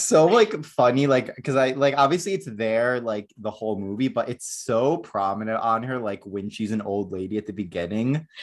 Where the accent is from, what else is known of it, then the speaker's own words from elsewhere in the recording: Northeast, United States; also born or lived in Florida; now in Southern California, United States; I am from the Northeast